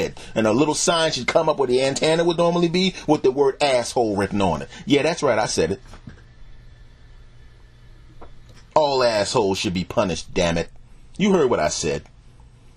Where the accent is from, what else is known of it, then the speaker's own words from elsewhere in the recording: United States; also born or lived in Philadelphia / New York / New Jersey / the South (family origin); I grew up in the Philadelphia and the New York and New Jersey